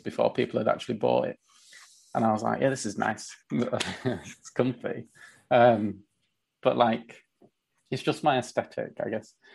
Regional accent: Leeds, Yorkshire and the Humber, United Kingdom; also born or lived in London; I'd moved from London back to Leeds. So like I'm in Leeds right now.

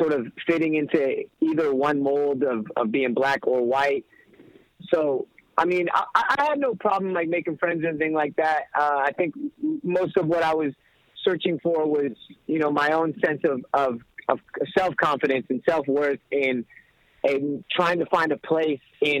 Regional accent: Inglewood, California, United States; growing up in Englewood, you're kind of forced to grow up a little bit quicker than other places

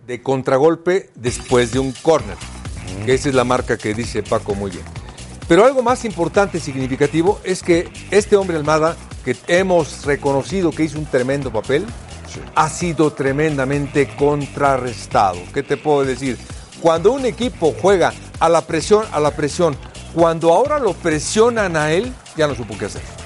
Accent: Mexico; somos mexicanos

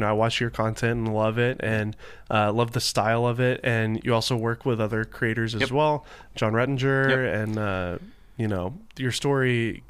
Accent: Laguna Niguel, California, United States; all the way from Laguna Niguel, my hometown.

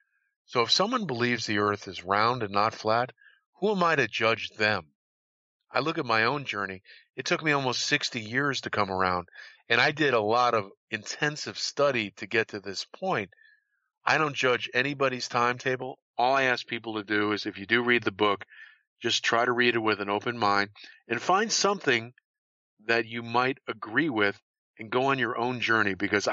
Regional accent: New England, United States; And I know growing up in New England, in December, the sun is in the southern horizon.

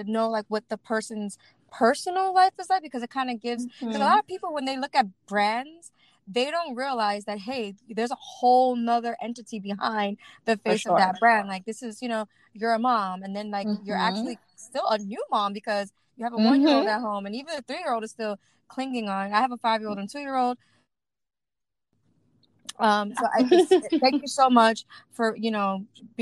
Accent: New York City, New York, United States; now in New Jersey, United States; I'm born and raised in Brooklyn, East New York

